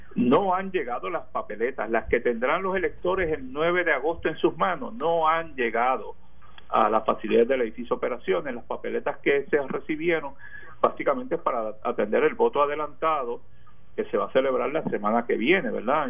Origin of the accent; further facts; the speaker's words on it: Ceiba, Puerto Rico; mi pueblo de Ceiba